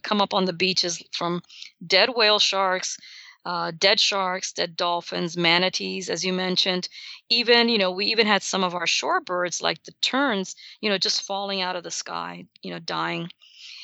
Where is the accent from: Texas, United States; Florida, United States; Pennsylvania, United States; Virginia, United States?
Florida, United States; South; growing up in South Florida